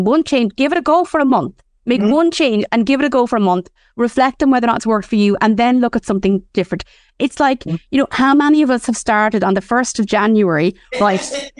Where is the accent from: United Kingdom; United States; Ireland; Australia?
Ireland; But, you know, we are Irish women and we do have a particular love affair with minding our hair.